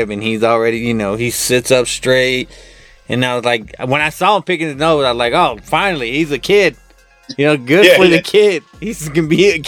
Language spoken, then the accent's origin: English; United States